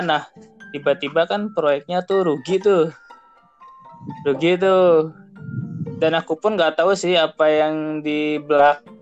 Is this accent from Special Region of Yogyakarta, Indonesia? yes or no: no; Cianjur, West Java, Indonesia; now in Bogor, Indonesia; ceritanya aku sih dari Cianjur kan pindah ke Bogor nih.